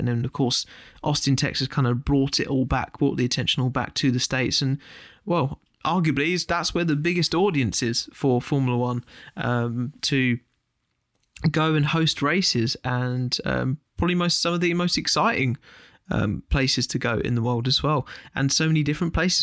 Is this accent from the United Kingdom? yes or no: yes; United Kingdom; as a British fan